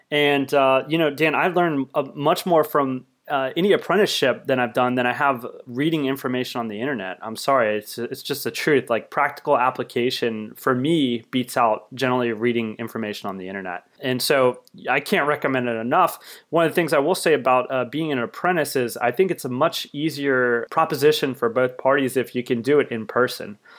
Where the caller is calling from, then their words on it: Seattle, Washington, United States; I'm calling you from Seattle.